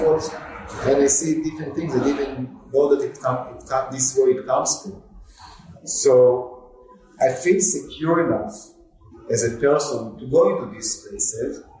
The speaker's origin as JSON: {"language": "English", "town": "Tel Aviv", "region": "Tel Aviv District", "country": "Israel", "tie": "born or raised there", "moved": "yes", "said": "I remember growing up in Israel. Half of Tel Aviv was like dunes, you know, in the 70s, 80s."}